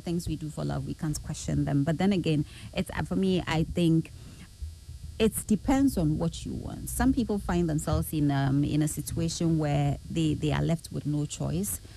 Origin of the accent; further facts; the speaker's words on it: Kumasi, Ashanti, Ghana; I was born and bred in the Ashanti region, Kumasi